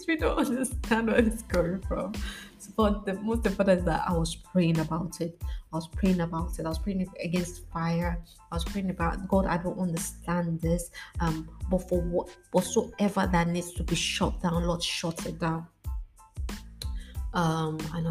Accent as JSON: {"language": "English", "country": "Nigeria", "tie": "born or raised there", "said": "the street I grew up in Nigeria"}